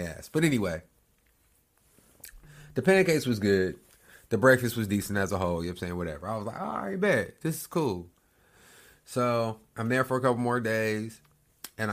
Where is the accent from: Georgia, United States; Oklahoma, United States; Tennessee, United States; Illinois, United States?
Oklahoma, United States; I'm from Oklahoma.